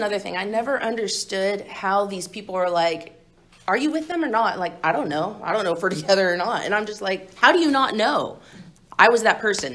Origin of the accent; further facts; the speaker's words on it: Tulsa, Oklahoma, United States; moved away as an adult; now in California, United States; I'm originally from Tulsa, Oklahoma. I came out to California in October last year to go to rehab